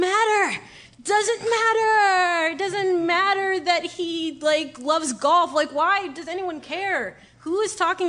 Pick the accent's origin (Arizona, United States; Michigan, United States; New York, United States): New York, United States; I was born and raised in New York